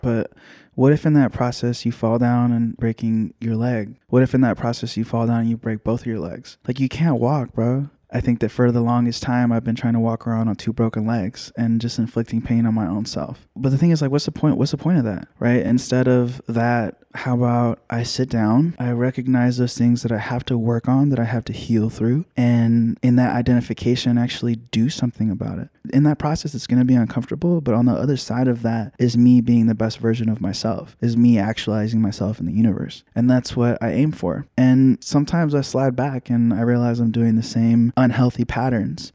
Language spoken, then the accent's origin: English; Union City, California, United States; also born or lived in Hayward; I was born in Hayward, uh, raised in Union City